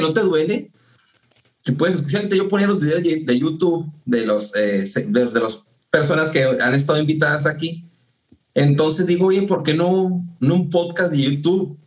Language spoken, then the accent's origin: Spanish; Ascensión, Chihuahua, Mexico; also born or lived in Ciudad Juárez; es donde nos criamos, porque yo también nací en Ciudad Juárez, me toda mi vida en, en, en, Ascensión